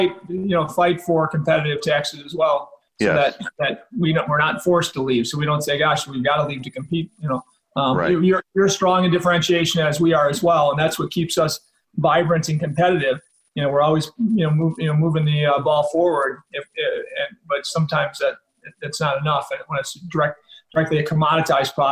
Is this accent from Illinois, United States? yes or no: yes; Illinois, United States; It's my home state